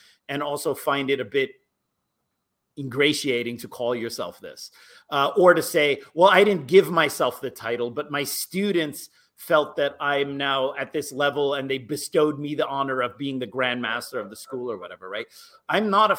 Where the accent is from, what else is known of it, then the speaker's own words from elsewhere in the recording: United States; as an American